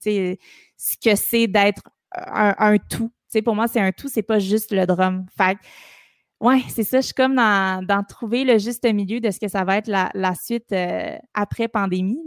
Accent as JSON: {"language": "French", "town": "Montreal", "region": "Quebec", "country": "Canada", "tie": "born or raised there", "also_born_or_lived": "Sainte-Thérèse", "said": "j'ai toujours habité à Montréal. je suis une Montréalaise de, OK. pur, pur, euh, sang. Rosemont"}